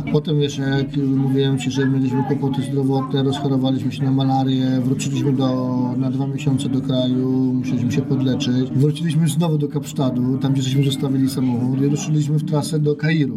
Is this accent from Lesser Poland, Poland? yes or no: no; Kielce, Świętokrzyskie Voivodeship, Poland; pochodzimy z Kiel